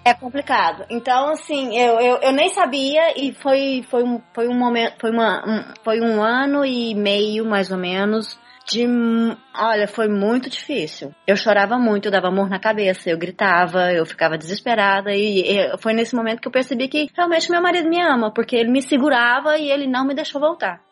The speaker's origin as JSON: {"language": "Portuguese", "country": "Brazil", "accent": "Brazilian", "moved": "as an adult", "lives_now": "United States", "said": "eu sou brasileira"}